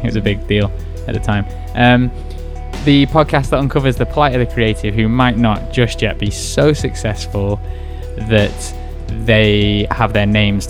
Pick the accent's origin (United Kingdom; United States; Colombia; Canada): United Kingdom; England; I'm English.